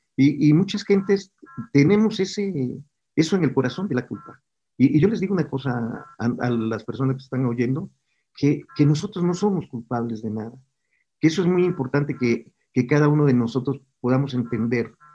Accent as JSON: {"language": "Spanish", "region": "Puebla", "country": "Mexico", "tie": "born or raised there", "also_born_or_lived": "Villahermosa, Tabasco", "said": "yo nací en Villahermosa y me trasladé a otra ciudad que se llama Puebla, mis padres vienen a Puebla y ahí en la escuela"}